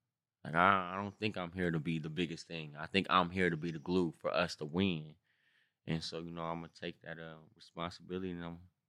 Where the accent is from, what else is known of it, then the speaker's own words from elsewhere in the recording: Long Beach, California, United States; And I'm from Long Beach.